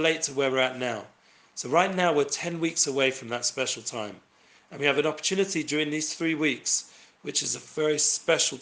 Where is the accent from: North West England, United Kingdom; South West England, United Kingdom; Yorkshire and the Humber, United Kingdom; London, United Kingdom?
London, United Kingdom; I myself grew up in London